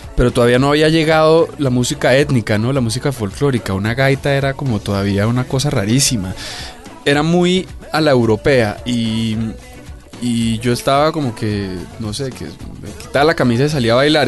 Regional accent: Bogotá, Bogotá Capital District, Colombia; tuve que renunciar a muchas cosas como rolo

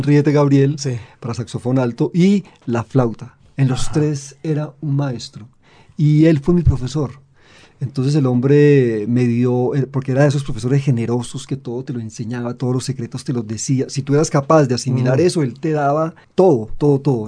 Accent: Medellín, Antioquia, Colombia; also born or lived in Santander; yo vengo de Medellín, de Santander, yo no soy caribeño

